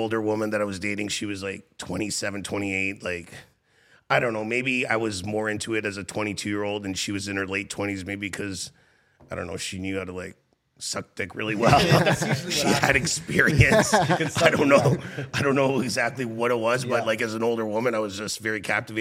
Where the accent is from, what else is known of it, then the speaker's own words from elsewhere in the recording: Toronto, Ontario, Canada; also born or lived in Mississauga; I grew up in Etobicoke in a two-bedroom apartment with one bathroom.